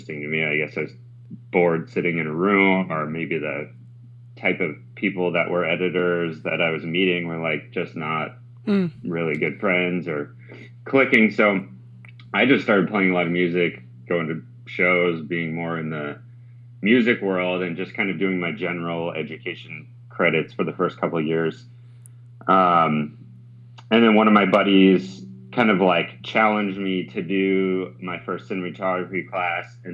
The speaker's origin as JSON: {"language": "English", "town": "Park City", "region": "Utah", "country": "United States", "tie": "born or raised there", "said": "I grew up in Park City, Utah, heavy ski racing through all of growing up and childhood"}